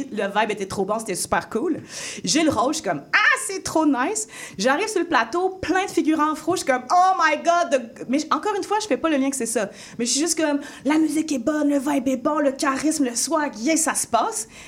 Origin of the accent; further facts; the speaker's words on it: France; also born or lived in Africa; now in Canada; Moi, étant donné que j'ai grandi aussi en France et en Afrique, où est-ce que c'est très, c'est très ouvert